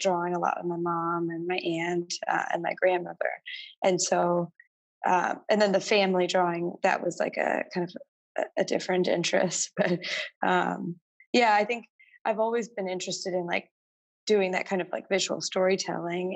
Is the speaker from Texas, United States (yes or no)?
yes; Texas, United States; moved away as an adult; also born or lived in Massachusetts / Providence; now in New York, United States; I'm from Texas